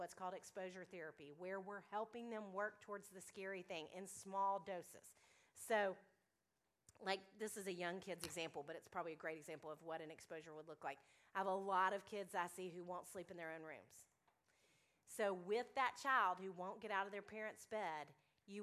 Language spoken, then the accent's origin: English; Little Rock, Arkansas, United States; now in Nashville, United States; I'm from Little Rock, Arkansas